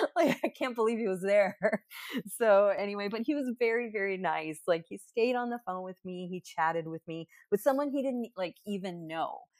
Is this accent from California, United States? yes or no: no; Texas, United States; I was from Texas